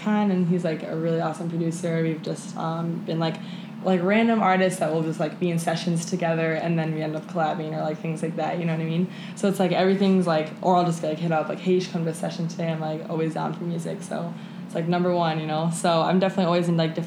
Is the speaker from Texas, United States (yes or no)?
no; Mason, Michigan, United States; I am from Michigan